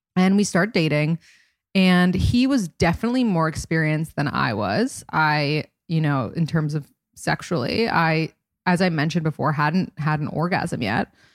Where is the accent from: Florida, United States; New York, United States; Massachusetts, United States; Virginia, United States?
New York, United States; New York City; I'm from New York City and I wanted to live in New York City